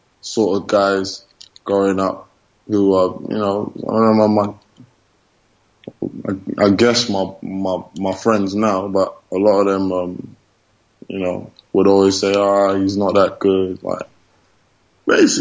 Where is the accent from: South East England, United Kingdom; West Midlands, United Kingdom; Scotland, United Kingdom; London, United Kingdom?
London, United Kingdom; moved away as an adult; also born or lived in Barnet / Spain / United States; now in Murcia, Spain; I grew up in White Hart Lane, and then when I was like 12, I was like 10, around that age, my parents moved to Barnet